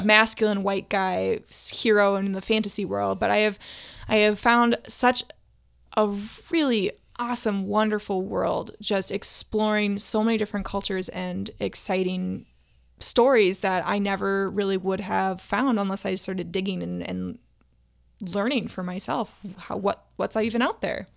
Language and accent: English; Duluth, Minnesota, United States; now in Saint Paul, United States; I grew up in Duluth, Minnesota